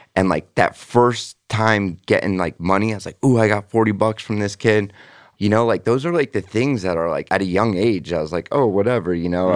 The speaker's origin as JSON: {"language": "English", "town": "Sunrise", "region": "Florida", "country": "United States", "tie": "born or raised there", "also_born_or_lived": "Parkwood Isles, Davie, Florida", "said": "I grew up in Sunrise until I was like what 11"}